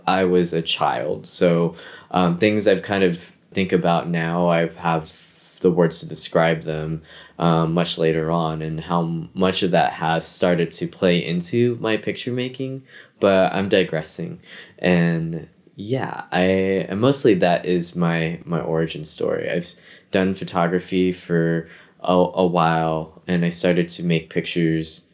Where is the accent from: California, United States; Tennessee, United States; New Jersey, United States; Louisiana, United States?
Tennessee, United States; Memphis; moved away as an adult; now in New York, United States; I grew up in Whitehaven, uh, where great El- uh where Graceland is Elvis's home.